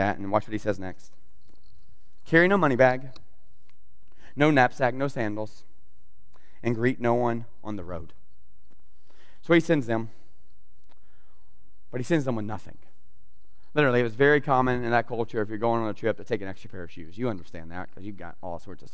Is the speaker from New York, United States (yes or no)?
no; South Georgia, United States; I grew up in South Georgia